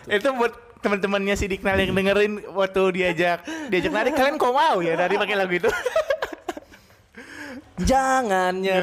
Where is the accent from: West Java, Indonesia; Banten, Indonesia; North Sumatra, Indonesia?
North Sumatra, Indonesia; kita kan orang Batak nggak seru hmm. juga kalau aku nggak bahas lagu-lagu Batakmu ya kan.